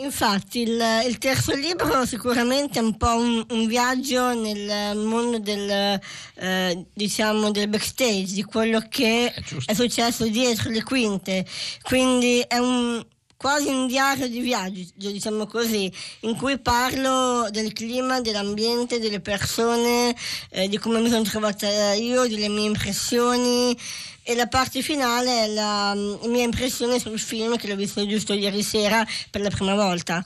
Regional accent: Tuscany, Italy; sono toscana

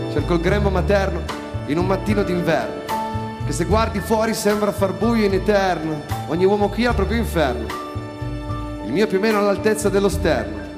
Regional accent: Turin, Piedmont, Italy; No, sono piemontese come Tenco.

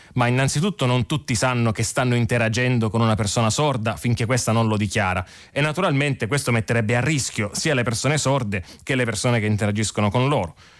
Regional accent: Sicily, Italy; moved away as an adult; io sono nato e cresciuto in Sicilia

